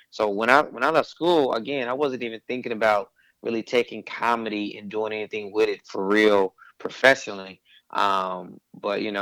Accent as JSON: {"language": "English", "town": "Shreveport", "region": "Louisiana", "country": "United States", "also_born_or_lived": "Texas", "said": "I'm originally from Shreveport, Louisiana, and then I moved back and forth two or three times with my family."}